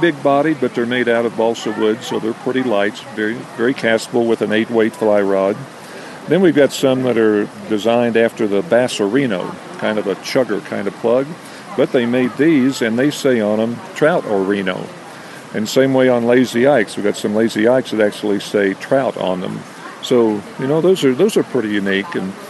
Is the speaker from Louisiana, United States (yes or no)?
no; Missouri, United States; now in Colorado, United States; I grew up in Missouri.